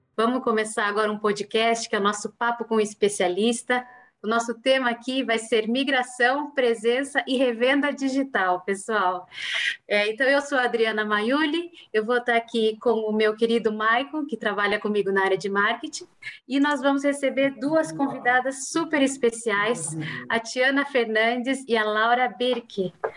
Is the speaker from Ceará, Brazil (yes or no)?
no; Cascavel, Paraná, Brazil; eu sou paranense, eu sou de Cascavel